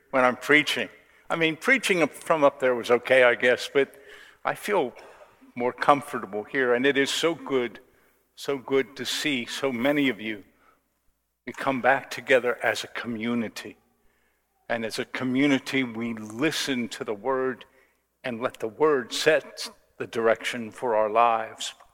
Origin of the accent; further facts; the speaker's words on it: United States; And, and I don't know, as an American